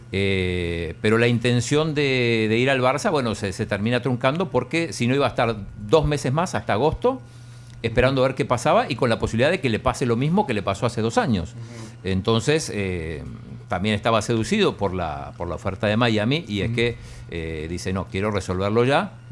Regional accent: Balcarce, Buenos Aires Province, Argentina; De Balcarce, provincia de Buenos Aires.

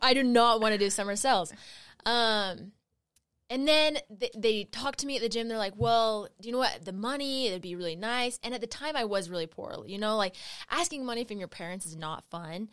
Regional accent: Utah, United States; I grew up in Utah County

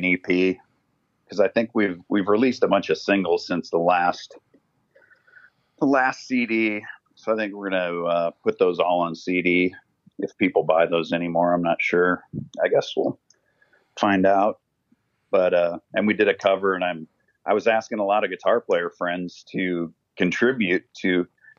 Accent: Cedar Falls, Iowa, United States; moved away as an adult; also born or lived in Los Angeles, United States; That's what I grew up with in Iowa.

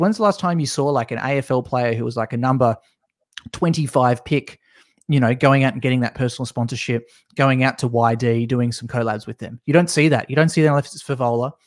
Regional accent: Tasmania, Australia; also born or lived in Melbourne; I'm from Tasmania

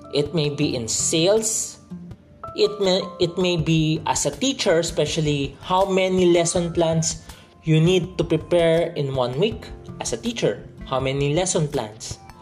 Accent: Philippines; I'm from the Philippines

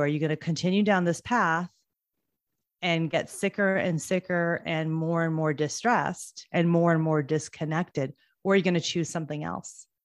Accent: United States; I am first generation here in the States. My parents immigrated from India

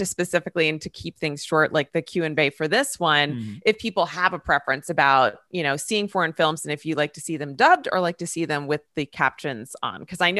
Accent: United States; I'm American.

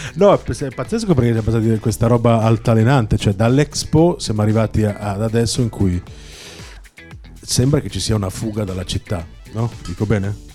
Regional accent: Milan, Lombardy, Italy; siamo noi di Milano

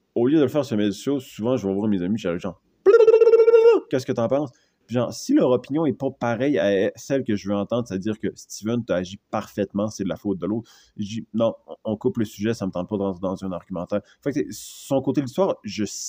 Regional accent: Canada; je suis Canadien

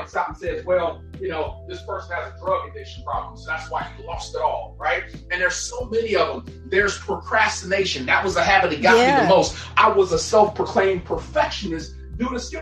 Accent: Gary, Indiana, United States; I grew up poor in Gary, Indiana

